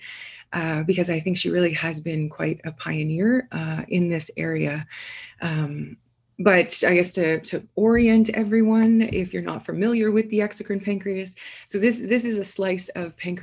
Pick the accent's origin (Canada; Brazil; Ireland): Canada; moved away as an adult; also born or lived in Guelph, Canada / Toronto, Canada / Vancouver, Canada; now in Indianapolis, United States; I'm from Canada originally